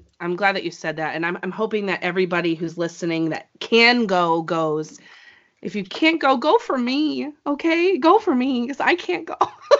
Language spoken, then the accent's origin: English; New England, United States; So, hey, listen, I'm from New England. Grapefruits aren't really my thing